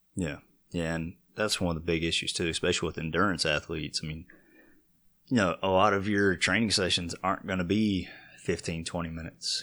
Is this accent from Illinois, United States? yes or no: no; Vail, Colorado, United States; growing up in Vail, everybody had horses